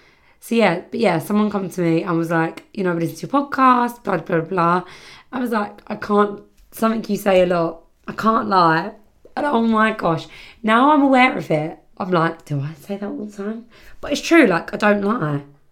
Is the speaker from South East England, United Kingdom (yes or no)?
no; Birmingham, West Midlands, United Kingdom; I always talk like I'm from Birmingham. I'm from Birmingham. I don't know if that's the right sort of accent, but I'm from Birmingham.